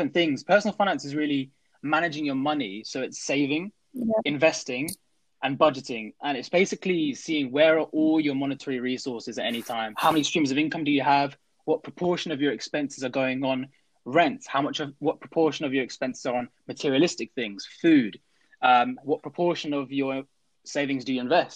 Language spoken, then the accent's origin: English; Crawley, South East England, United Kingdom; moved away as an adult; now in Nottingham, United Kingdom; I am from Crawley